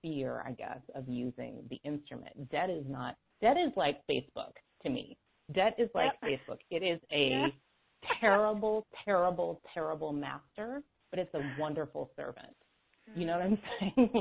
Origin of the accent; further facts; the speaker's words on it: California, United States; I grew up in a town that was very, was and still is now, very racially tense in California